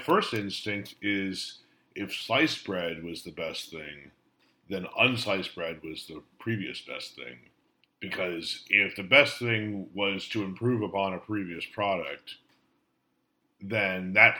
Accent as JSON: {"language": "English", "town": "Chicago", "region": "Illinois", "country": "United States", "tie": "born or raised there", "said": "I've always found it fascinating that growing up in the Chicago area, we always had Casimir Pulaski Day."}